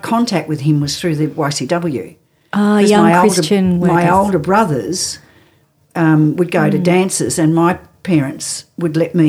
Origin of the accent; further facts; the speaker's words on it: Nelson Bay, New South Wales, Australia; also born or lived in Europe / Williamtown; We came here in 1953. I was about 18 months old. Spent most of my childhood growing up in Port Stephens at Nelson Bay.